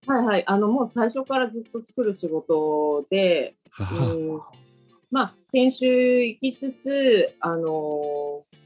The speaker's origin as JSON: {"language": "Japanese", "town": "Suita", "region": "Osaka", "country": "Japan", "tie": "born or raised there", "said": "私の生まれは箕面市の隣の吹田市っていうところで"}